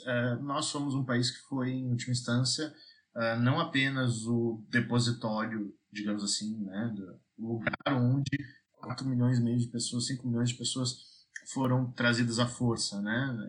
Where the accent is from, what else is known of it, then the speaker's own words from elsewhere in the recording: Rio Grande do Sul, Brazil; moved away as an adult; now in Paraíba, Brazil; apesar de estar trabalhando na Paraíba, eu sou gaúcho, né? E tenho a ah, minha formação no Rio Grande do Sul.